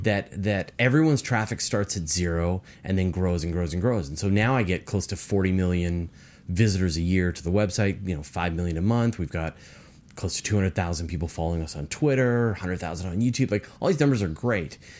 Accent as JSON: {"language": "English", "region": "British Columbia", "country": "Canada", "said": "I'm from British Columbia."}